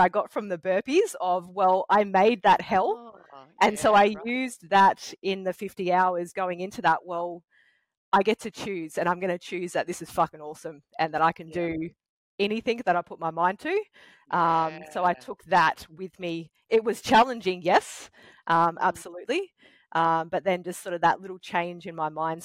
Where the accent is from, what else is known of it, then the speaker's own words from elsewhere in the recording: Batemans Bay, New South Wales, Australia; also born or lived in Victoria; moving back to my hometown in Batemans Bay